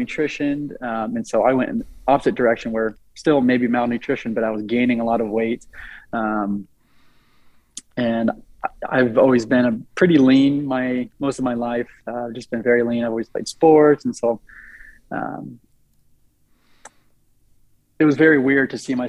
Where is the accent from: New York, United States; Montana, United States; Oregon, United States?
Oregon, United States; Eugene; I'm from Eugene, Oregon